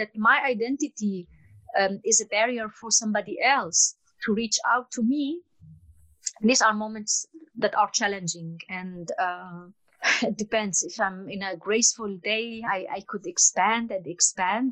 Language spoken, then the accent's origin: English; Palestine; now in Portugal; As I come from the Fertile Crescent, you call it the Middle East, I call it the Fertile Crescent